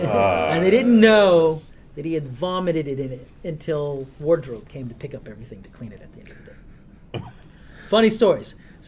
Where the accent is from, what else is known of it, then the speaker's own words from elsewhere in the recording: Colorado, United States; born there; I was born in Colorado. My father was military by the time.